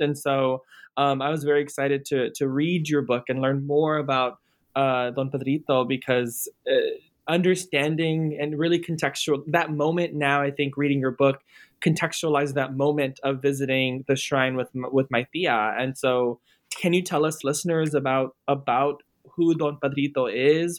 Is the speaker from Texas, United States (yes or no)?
yes; near Corpus Christi, South Texas, United States; I grew up in South Texas near a small town near Corpus Christi